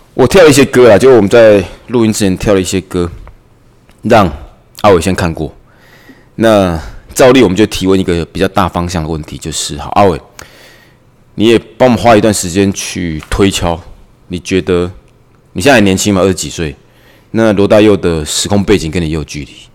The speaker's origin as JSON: {"language": "Chinese", "country": "Taiwan", "said": "我们台湾人"}